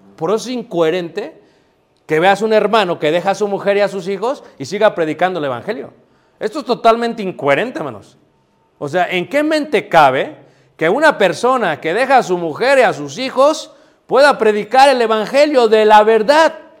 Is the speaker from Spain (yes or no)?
no; Mexico City, Mexico; now in Michoacán, Mexico; cuando yo crecí en Ciudad de México